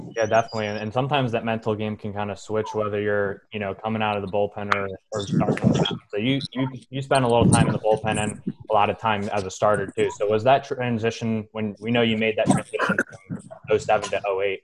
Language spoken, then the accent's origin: English; Philadelphia, Pennsylvania, United States; growing up in Philly, watching guys like you and Cole Hamels